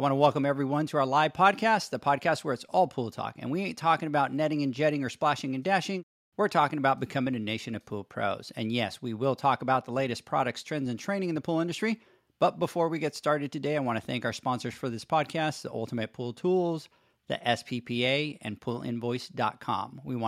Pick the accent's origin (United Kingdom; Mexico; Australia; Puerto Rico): Puerto Rico; first language Spanish; English is a second language; moved away; I was born and raised in Puerto Rico. My first language is Spanish, so my brain thinks in Spanish.